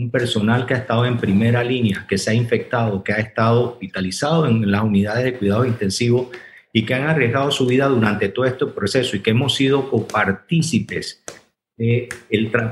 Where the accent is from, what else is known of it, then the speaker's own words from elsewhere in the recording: Panama; Y lo más importante, todos somos panameños.